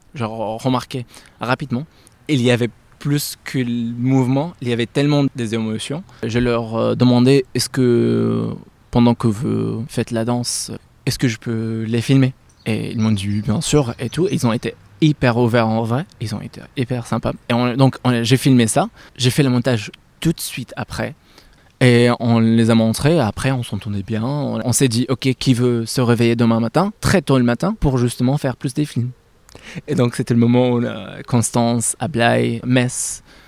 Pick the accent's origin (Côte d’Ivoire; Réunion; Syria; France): Syria; Aleppo, Aleppo Governorate; moved away; je suis né à Alep, euh, Syrie